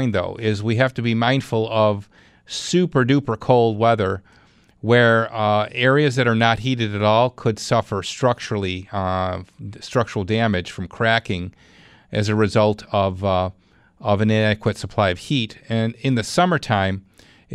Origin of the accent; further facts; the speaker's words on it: Clarence, New York, United States; Let's go to Clarence. That's my hometown.